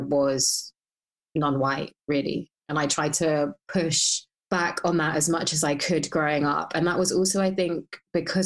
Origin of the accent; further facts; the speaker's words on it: Hounslow, London, United Kingdom; I grew up in Hounslow